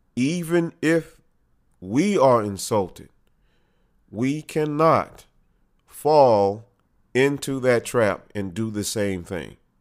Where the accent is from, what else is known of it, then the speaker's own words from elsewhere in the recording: United States; We as American patriots